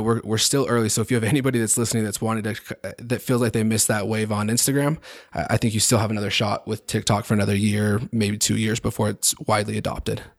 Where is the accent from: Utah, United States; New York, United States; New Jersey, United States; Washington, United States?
Utah, United States; Highland; I grew up in Highland